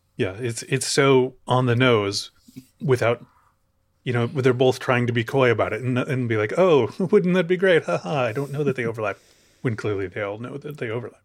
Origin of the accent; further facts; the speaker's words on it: Chicago, Illinois, United States; moved away; I'm from Chicago.